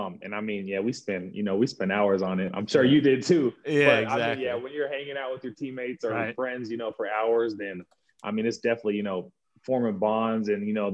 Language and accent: English; San Diego, California, United States; moved away as an adult; now in Indianapolis, United States; I was born and raised in San Diego. San Diego kid